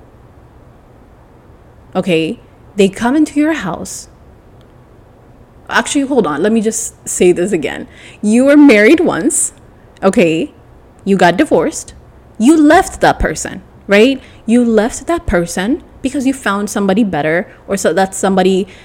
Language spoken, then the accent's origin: English; Ethiopia; I'm from Ethiopia